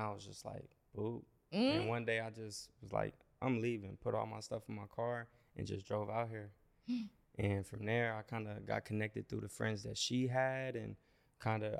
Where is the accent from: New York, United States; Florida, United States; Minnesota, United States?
Minnesota, United States; Minneapolis; moved away as an adult; now in Los Angeles, United States; I'm from Minneapolis, Minnesota